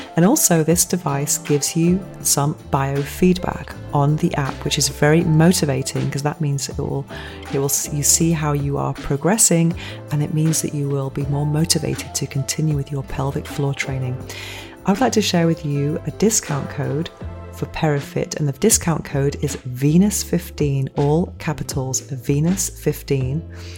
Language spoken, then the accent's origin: English; England, United Kingdom; accent: English; moved away as an adult; now in Spain; my English accent